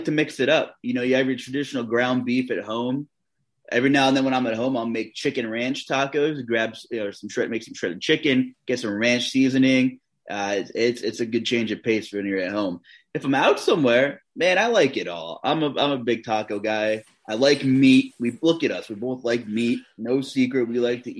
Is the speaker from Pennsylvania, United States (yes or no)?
yes; Pennsylvania, United States; I'm from Pennsylvania